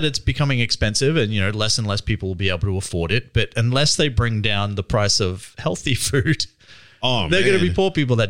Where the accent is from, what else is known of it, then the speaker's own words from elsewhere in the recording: Australia; as a young man growing up in Australia